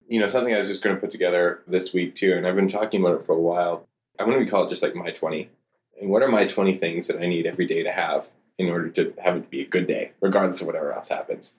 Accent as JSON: {"language": "English", "town": "Cranbrook", "region": "British Columbia", "country": "Canada", "tie": "born or raised there", "said": "I grew up in Cranbrook, BC"}